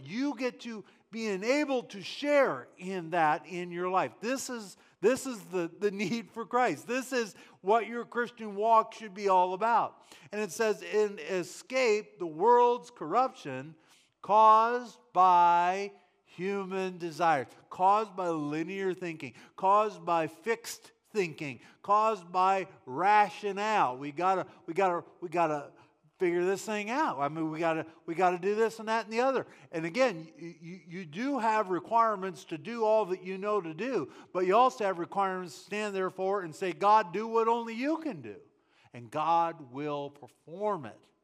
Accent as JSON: {"language": "English", "country": "United States", "said": "I am an American"}